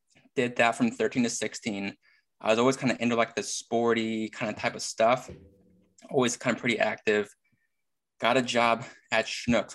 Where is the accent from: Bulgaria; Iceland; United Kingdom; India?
Iceland; now in St. Louis, United States; I am from Iceland, far, far away.